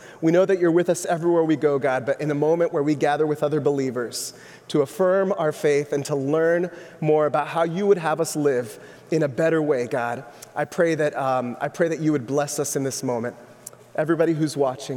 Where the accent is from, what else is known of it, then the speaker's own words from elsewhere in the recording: Orlando, Florida, United States; moved away as an adult; also born or lived in Southern California; my wife and I grew up in Orlando